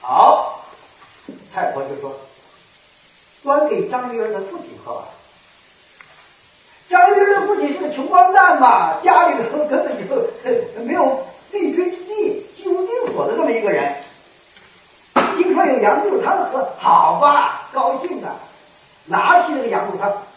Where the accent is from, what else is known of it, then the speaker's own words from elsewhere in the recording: Kaifeng, Henan, China; now in Guangdong, China; 我的老家河南开封，呃，郑州那一带